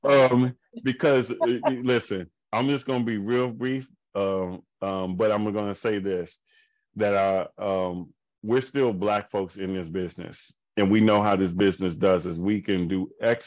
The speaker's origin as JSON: {"language": "English", "town": "Indianapolis", "region": "Indiana", "country": "United States", "tie": "born or raised there", "said": "Indianapolis is my hometown"}